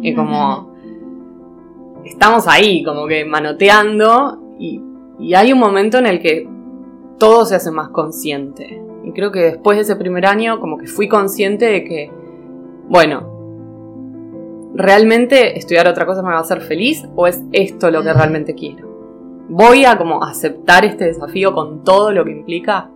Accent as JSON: {"language": "Spanish", "region": "Neuquén", "country": "Argentina", "tie": "born or raised there", "also_born_or_lived": "Cinco Saltos, Río Negro", "moved": "as an adult", "lives_now": "Buenos Aires, Argentina", "said": "cuando tenía tres años nos mudamos a Neuquén. Eh, y bueno, viví en Neuquén hasta los 18"}